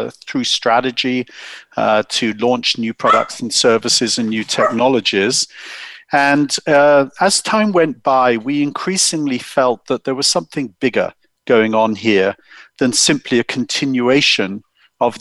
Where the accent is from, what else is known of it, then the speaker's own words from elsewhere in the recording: United Kingdom; accent: English; moved away as an adult; now in Silicon Valley, United States; I'm English, as you can tell. My wife and I grew up in the UK.